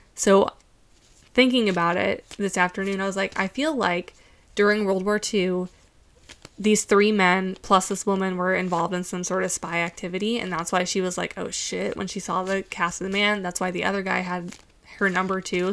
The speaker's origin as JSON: {"language": "English", "country": "United States", "said": "as an American"}